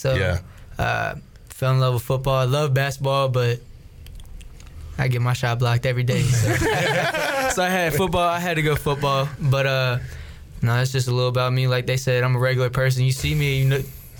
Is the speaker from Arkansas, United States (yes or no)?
no; Raleigh, North Carolina, United States; moved away as an adult; I'm from Raleigh, so I'm kind of close to here, like hour 15. Grew up with a lot of family close together.